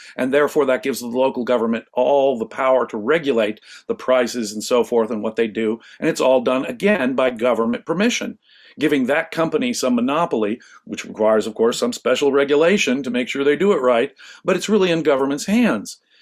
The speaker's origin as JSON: {"language": "English", "town": "Los Angeles", "region": "California", "country": "United States", "tie": "born or raised there", "said": "I grew up in Los Angeles"}